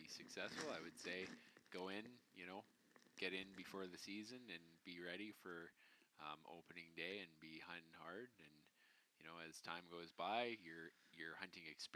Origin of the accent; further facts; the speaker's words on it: British Columbia, Canada; as British Columbians